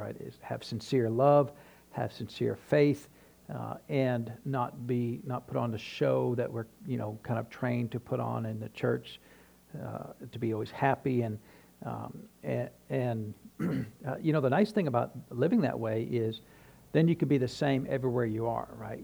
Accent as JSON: {"language": "English", "region": "New Hampshire", "country": "United States", "tie": "born or raised there", "moved": "yes", "lives_now": "Tennessee, United States", "said": "when I was growing up in New Hampshire"}